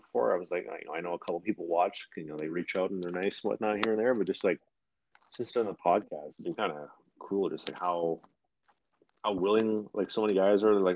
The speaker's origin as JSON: {"language": "English", "town": "Winnipeg", "region": "Manitoba", "country": "Canada", "said": "I'm from Winnipeg"}